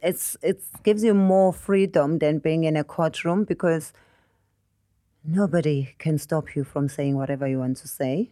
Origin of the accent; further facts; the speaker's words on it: South Africa; moved away as an adult; now in United Kingdom; as an African traveling the world.